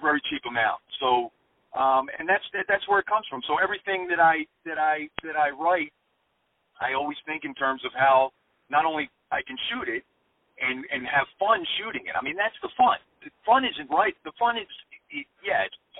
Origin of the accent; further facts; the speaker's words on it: Philadelphia, Pennsylvania, United States; I'm from Philadelphia, and Kensington is a neighborhood that I lived in and around for much of my adolescence.